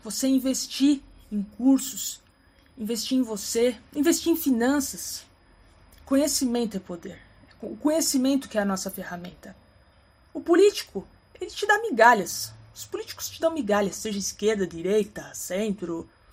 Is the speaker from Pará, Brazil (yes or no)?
no; São Paulo, Brazil; sou paulistana, que estou aqui na, na capital, de São Paulo